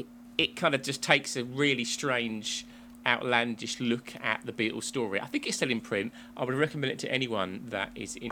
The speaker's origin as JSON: {"language": "English", "region": "England", "country": "United Kingdom", "said": "I got closer than you, but I should do as a native Englander."}